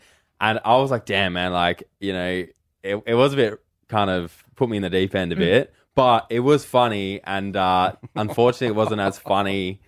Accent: Australia

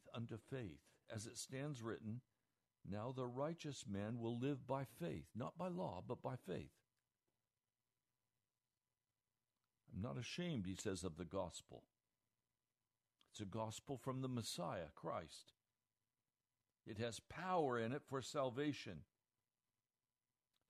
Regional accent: United States; The America I knew growing up

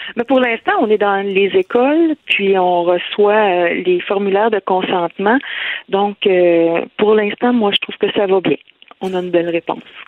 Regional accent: Lanaudière, Quebec, Canada; un peu partout au Québec, mais on est surtout de la Naudière.

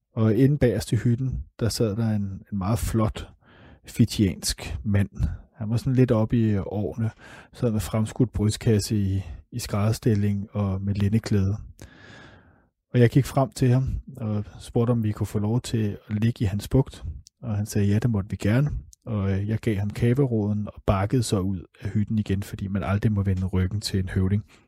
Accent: Denmark; Vi har som danskere et af de allerbedste pas i hele verden.

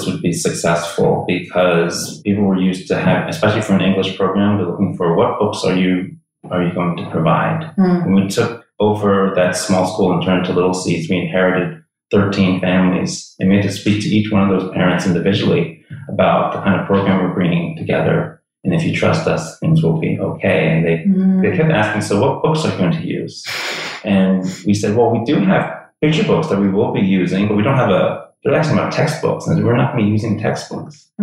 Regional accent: United States; moved away as an adult; also born or lived in New York / New Jersey; now in Taipei, Taiwan; I was born and raised in New York, New Jersey, and I spent my whole life in those two states up until, I guess it's almost 6 years now

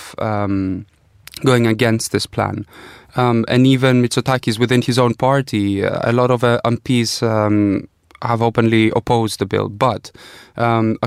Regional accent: Greece; moved away; growing up in Greece

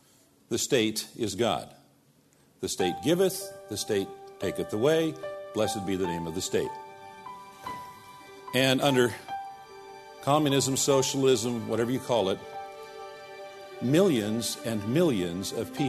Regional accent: United States; they knew I was from America.

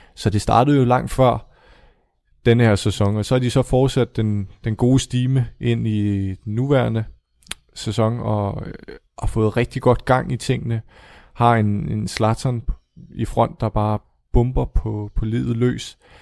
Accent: Denmark

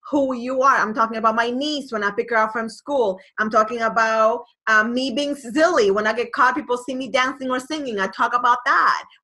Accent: Boston, Massachusetts, United States; I didn't li- like A Rod at all because obviously I'm from Boston

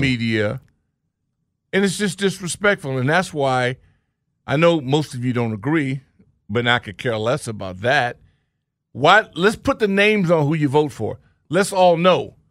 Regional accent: West Coast, United States; born or raised there

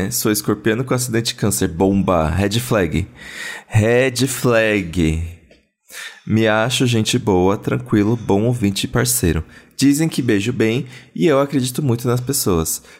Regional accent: Rio de Janeiro, Brazil; Sou da Zona Oeste do Rio de Janeiro e sou bissexual.

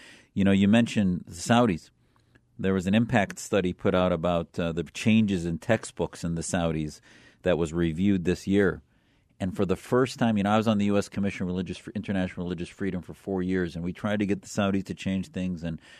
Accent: United States; as an American, as a Syrian American, as having family that were miles away from chemical weapons attacks

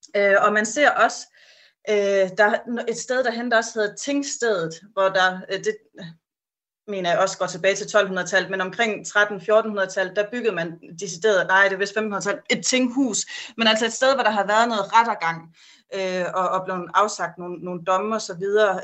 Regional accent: Denmark; vi som danskere

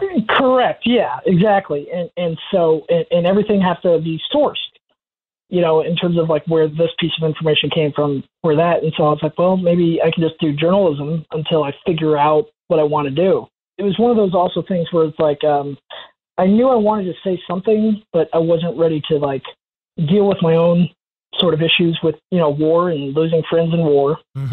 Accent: Orlando, Florida, United States; I grew up in Orlando, Florida

